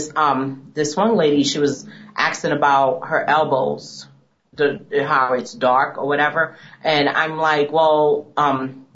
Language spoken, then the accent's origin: English; United States; Being African American myself